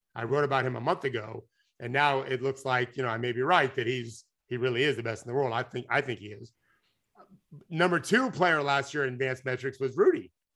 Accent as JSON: {"language": "English", "country": "United States", "said": "I'm American"}